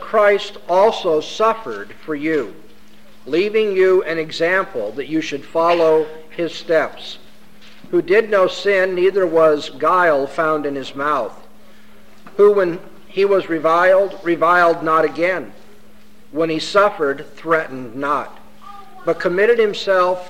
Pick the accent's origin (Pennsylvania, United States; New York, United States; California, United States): California, United States; Southern; I come from Southern California. That's supposed to be earthquake country